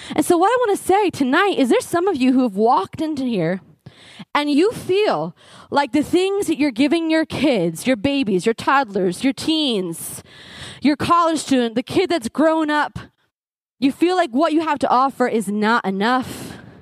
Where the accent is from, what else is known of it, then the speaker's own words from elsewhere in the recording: New Jersey, United States; growing up in New Jersey and I lived in Essex County